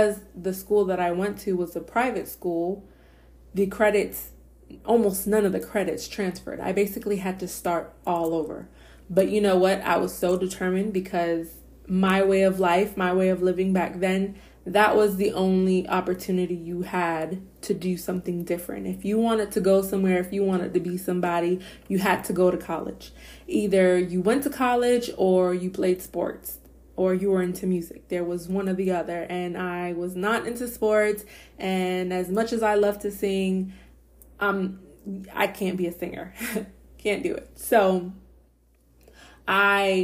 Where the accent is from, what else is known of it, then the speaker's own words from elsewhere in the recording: Boston, Massachusetts, United States; moved away as an adult; now in Florida, United States; I grew up in Boston, Massachusetts, and I moved to Florida in 2013